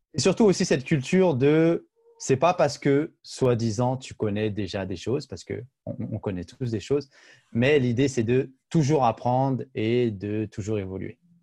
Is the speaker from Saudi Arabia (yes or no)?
no; France; moved away as an adult; now in Toronto, Canada; je suis, né et grandi en France